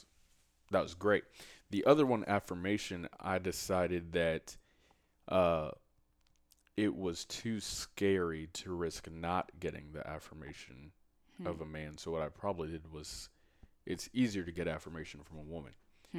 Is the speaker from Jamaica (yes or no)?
yes; Jamaica; And especially from my culture, I'm Jamaican, it's what men do.